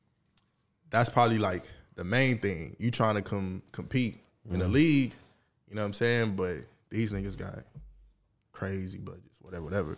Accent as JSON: {"language": "English", "region": "the South", "country": "United States", "said": "I'm really from the South"}